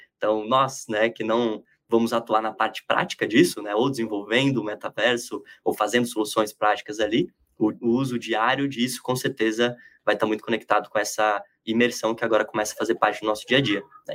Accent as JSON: {"language": "Portuguese", "town": "Palmital", "region": "São Paulo", "country": "Brazil", "moved": "yes", "lives_now": "São Paulo, Brazil", "said": "Mas eu sou do interior do estado, lá na divisa com o Paraná, quase né? Uma cidadezinha chamada Palmital, de 20 mil habitantes"}